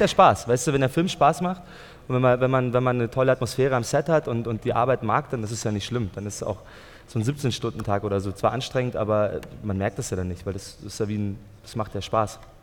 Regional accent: Germany; meine Mutter ist aus Österreich und mein Vater aus äh, Tunesien. Aber ich bin in Deutschland geboren und so, also ich spreche auch Deutsch

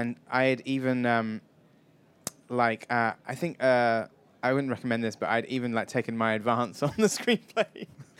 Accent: Wells, South West England, United Kingdom; moved away; I come from a little town in Somerset that was also the location for Hot Fuzz, Wells in Somerset

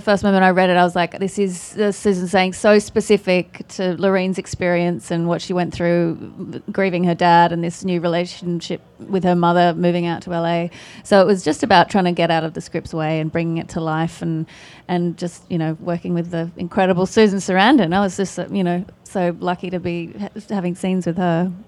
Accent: Australia; accent: Australian; It's my Australian accent

